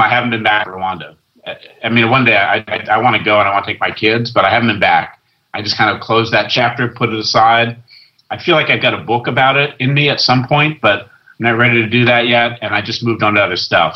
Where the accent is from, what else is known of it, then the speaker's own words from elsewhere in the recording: West Coast, United States; moved away as an adult; also born or lived in London; I grew up on the West Coast and went to London